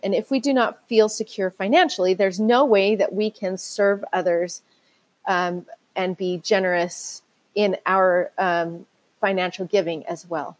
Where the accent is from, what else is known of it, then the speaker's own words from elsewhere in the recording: Utah, United States; I grew up in Utah, and this is where that's where I live right now.